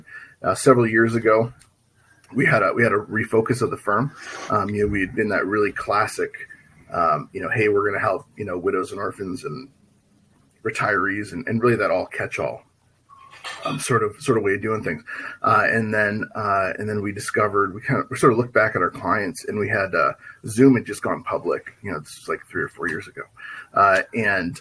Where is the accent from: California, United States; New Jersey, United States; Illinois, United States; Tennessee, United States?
Illinois, United States; Chicago; now in San Francisco Bay Area, United States; originally I'm from Chicago. I'm sorry, I almost said that. Chicagoland